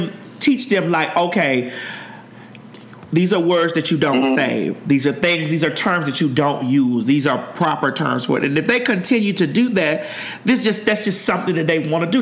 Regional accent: Miami, Florida, United States; I'm from Miami, and I grew up with the term faggot and punk

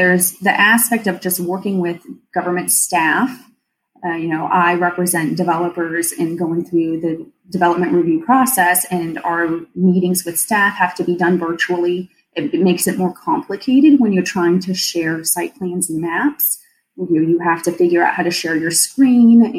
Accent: St. Petersburg, Florida, United States; I'm lucky enough to call St. Pete my home, like in my hometown, too. I grew up here

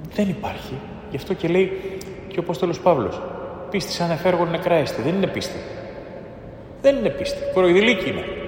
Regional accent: Greece; είμαι Έλληνας

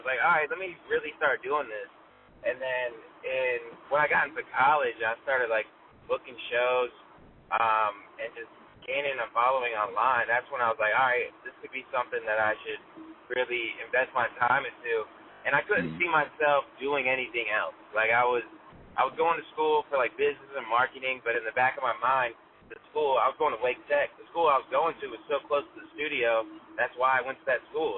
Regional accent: Raleigh, North Carolina, United States; also born or lived in Wake Forest, North Carolina; rapper, born and raised, Raleigh, North Carolina. I was like raised in Wake Forest, so like the whole Triangle area

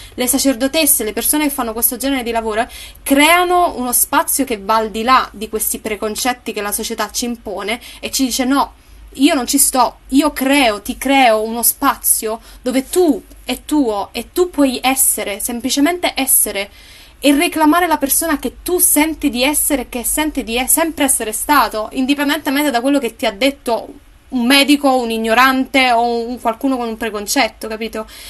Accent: Naples, Campania, Italy; io sono napoletana

